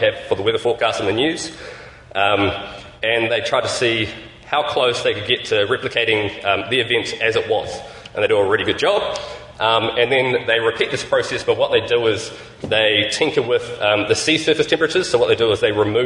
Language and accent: English; New Zealand; I'm from New Zealand